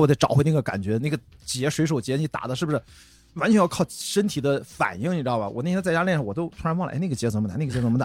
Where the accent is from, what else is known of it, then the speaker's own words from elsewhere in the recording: Qingdao, Shandong, China; moved away; 我是在青岛长大啊，就是青岛第一条马路那儿出生的中山路，在青岛土著了